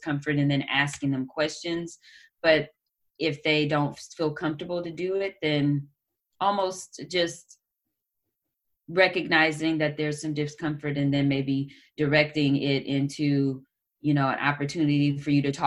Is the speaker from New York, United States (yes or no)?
no; Oakland, California, United States; growing up in Oakland